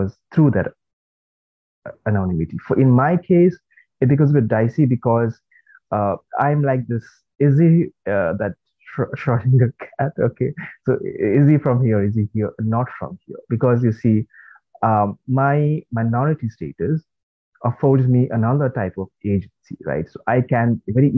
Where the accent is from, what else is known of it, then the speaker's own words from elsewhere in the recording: West Bengal, India; moved away; also born or lived in Kolkata / Birmingham; I was born and brought up in South Bengal, right, and not North Bengal